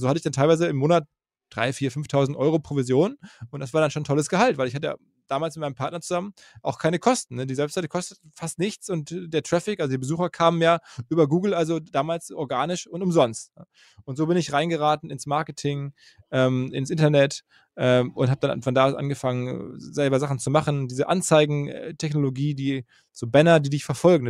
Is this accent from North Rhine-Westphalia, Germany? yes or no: yes; Essen, North Rhine-Westphalia, Germany; also born or lived in Green Bay, Wisconsin, United States / New York, United States / Dortmund; in Deutschland, in Essen, wo ich geboren bin